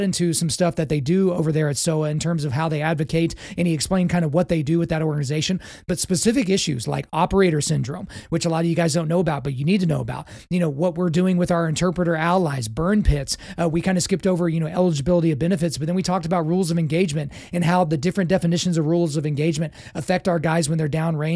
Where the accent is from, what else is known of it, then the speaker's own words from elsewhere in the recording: Lawton, Oklahoma, United States; I grew up in Lawton, Fort Sill, so I was around military my entire life